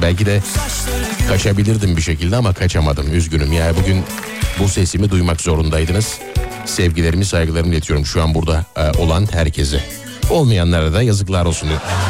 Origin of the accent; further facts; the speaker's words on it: Nazilli plain, Aydın, Turkey; Menderes'in beslediği Aydın Nazilli o, o, ovası, e, Menderes'in, Büyük Menderes'in beslediği alüvyal topraklarla, e, oluşmuş bir ova mesela. E, Büyük Menderes besliyor bizim orayı